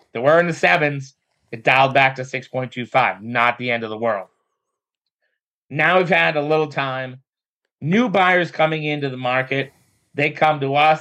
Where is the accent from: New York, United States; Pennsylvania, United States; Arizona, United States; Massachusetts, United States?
Massachusetts, United States; Methuen; now in North Andover, United States; I live in North Andover. I'm from Methuen.